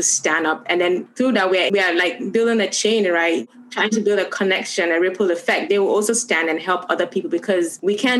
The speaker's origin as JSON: {"language": "English", "country": "Gambia", "tie": "born or raised there", "also_born_or_lived": "Ghana", "moved": "yes", "said": "I'm from Ghana, but I've been in Gambia from when I was 4 years old. And that's the only home I know."}